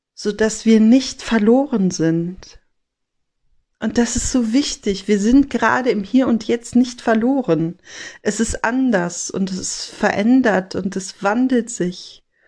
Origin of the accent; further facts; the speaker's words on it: Rhineland, Germany; bei uns im Rheinland